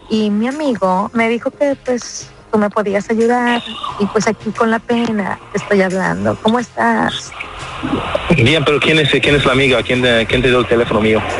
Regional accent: Colima, Mexico; Yo soy mexicana. Órale, ¿de qué parte? Mm, yo soy del estado de Colima.

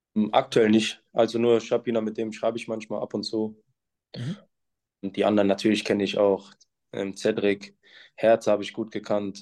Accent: Essen, North Rhine-Westphalia, Germany; moved away as an adult; now in Münster, Germany; ich bin in Essen geboren, das ist meine Heimatstadt

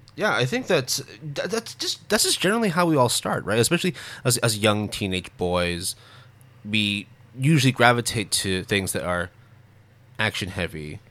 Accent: Canada; growing up in Canada

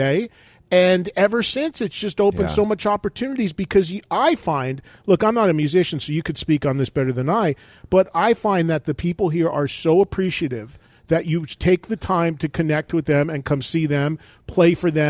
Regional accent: New York, United States; I'm from the New York market. That's where I live my whole life.

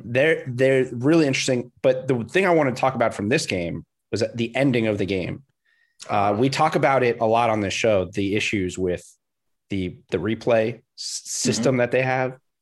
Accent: South Florida, United States; I grew up in South Florida

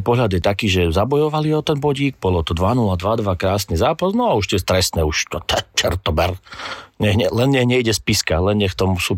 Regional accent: Michalovce, Košice Region, Slovakia; my z Michalovciach

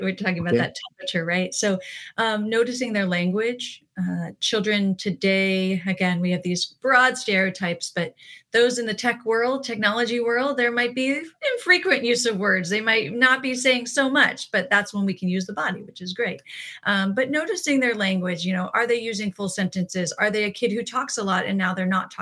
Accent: East Coast, United States; moved away; I'm from the East Coast originally

